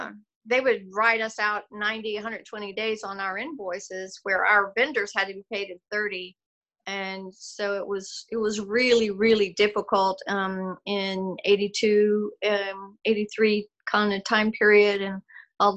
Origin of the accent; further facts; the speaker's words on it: Odessa, Texas, United States; moved away as an adult; also born or lived in Okinawa; now in Taylor, United States; grew up in West Texas, Odessa, Midland area